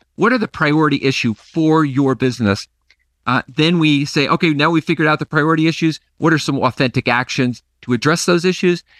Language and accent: English; Nassau, New York, United States; my hometown is Nassau, New York